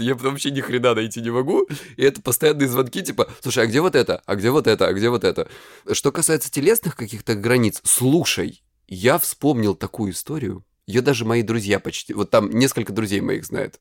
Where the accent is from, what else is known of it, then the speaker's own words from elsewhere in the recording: Krasnodar Krai, Russia; я с Кубани